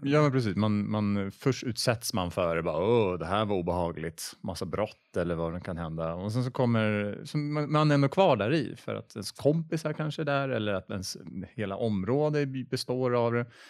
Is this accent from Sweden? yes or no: yes; Sweden; jag är svensk